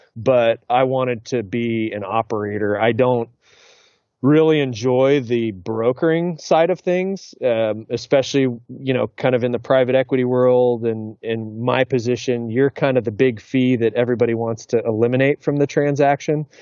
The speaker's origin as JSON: {"language": "English", "town": "San Diego", "region": "California", "country": "United States", "tie": "born or raised there", "said": "I'm born and raised in San Diego"}